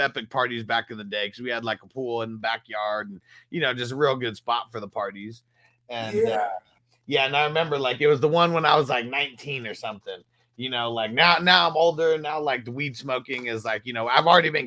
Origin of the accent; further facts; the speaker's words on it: California, United States; growing up in Cali